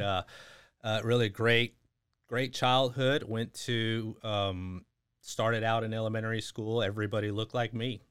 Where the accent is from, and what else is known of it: Bastrop, Texas, United States; born or raised there; first language English; also born or lived in San Antonio, Texas / Houston, Texas